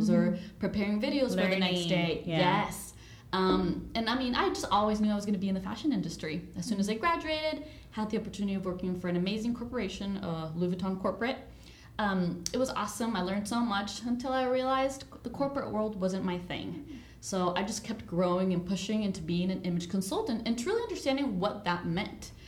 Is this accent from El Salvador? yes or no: yes; El Salvador; moved away; I'm originally from El Salvador